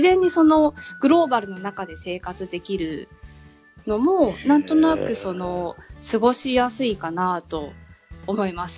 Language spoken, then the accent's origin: Japanese; Tokyo, Japan; moved away as an adult; now in United Kingdom; 日本は東京生まれで、うん、えっ、ー、と、チャイさんの地元に近い東京 出身で